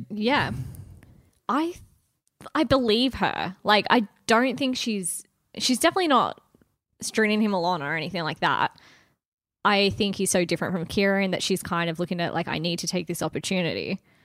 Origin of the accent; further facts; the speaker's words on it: Wagga Wagga, New South Wales, Australia; Hometowns to Wagga.